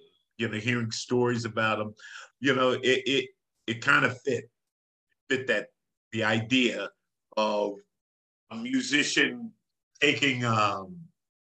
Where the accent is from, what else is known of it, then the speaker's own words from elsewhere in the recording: Plainfield, New Jersey, United States; grew up in New Jersey in Plainfield. Up north.